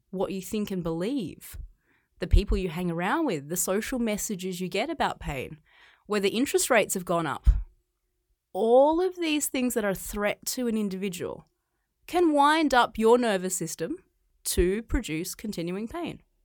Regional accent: Australia; moved away as an adult; now in China; I grew up in Australia. I grew up on a, a farm.

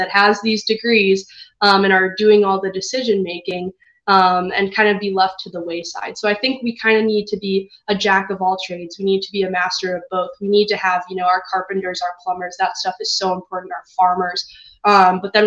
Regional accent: Chicago, Illinois, United States; I'm from Chicago myself

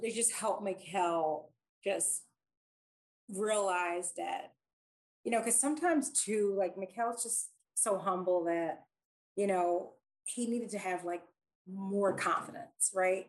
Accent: Philadelphia, Pennsylvania, United States; I grew up in Philadelphia.

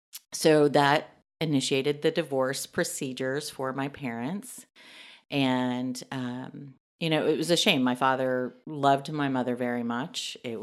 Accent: Dallas, Texas, United States; Born and raised in Dallas, Texas. I left home when I was 16.

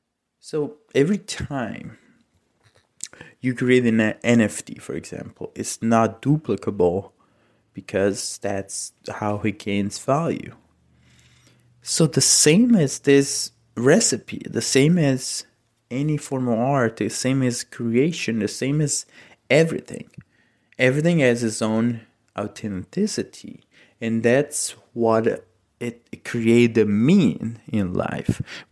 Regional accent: Italy; English is a second language; So my mom's, I'm from Italy, and my mom sent a recipe from my mother-in-law to create her famous eggplant parmigiana.

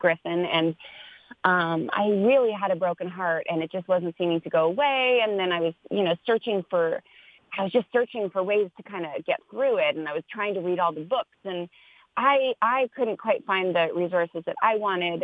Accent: Canada; now in Los Angeles, United States; I'm a Canadian born, living in Los Angeles now

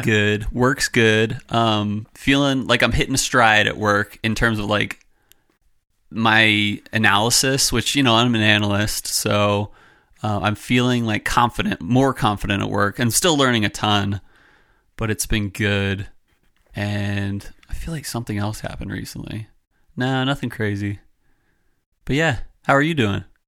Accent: Philadelphia, Pennsylvania, United States; moved away; we grew up in Philadelphia, my family, and only one member of my family lives there anymore.

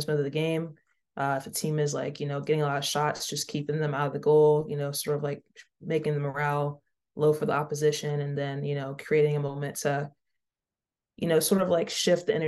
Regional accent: Mississippi, United States; I grew up in Mississippi

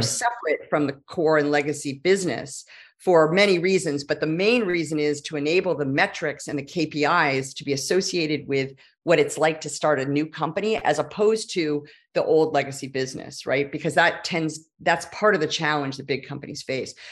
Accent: Silicon Valley, California, United States; I am a native Californian. And that is only relevant because I grew up in Silicon Valley

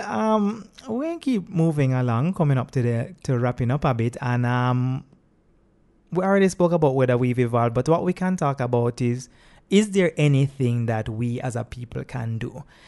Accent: Jamaica; I'm a Jamaican as well, not a tourist

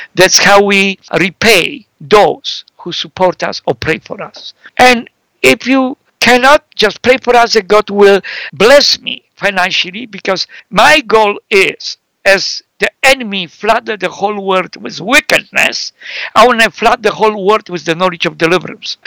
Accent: Poland; now in Canada; I live in Canada, so I'm Canadian who came from Europe 43 years ago, Central Europe, Poland, and but I lived more in Canada than Poland

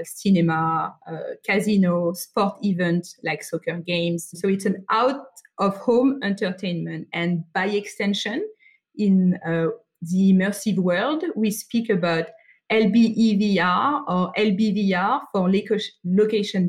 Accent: France; accent: French; English is a second language; now in Sydney, Australia; So I grew up in France, hence my accent, and I'm currently based in Sydney, Australia.

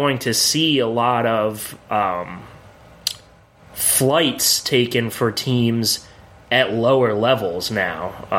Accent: Williamsport, Pennsylvania, United States; I grew up in Williamsport, Pennsylvania. My parents lived literally 2 minutes away from the ballpark.

